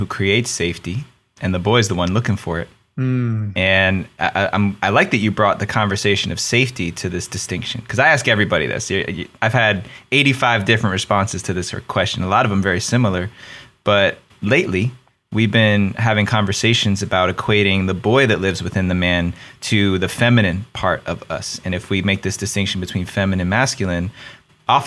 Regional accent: New Jersey, United States; accent: New Jersey; moved away; my New Jersey accent's going to be in full effect

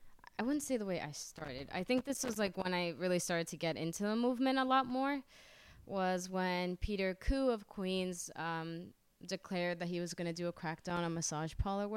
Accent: Honduras

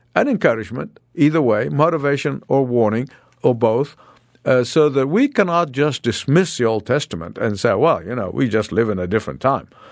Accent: Egypt; moved away as an adult; I escaped from Egypt like Moses.

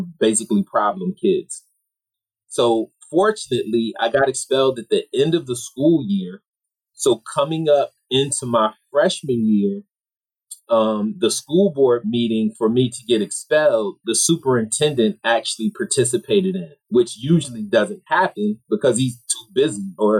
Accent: Rochester, New York, United States; I'm from Rochester, New York, which is a blue-collar city. I didn't know any professionals growing up

